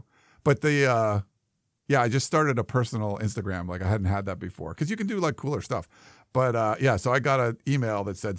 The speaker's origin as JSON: {"language": "English", "region": "Ohio", "country": "United States", "tie": "born there", "said": "Specifically, Ohio. I was born in Ohio, Sean."}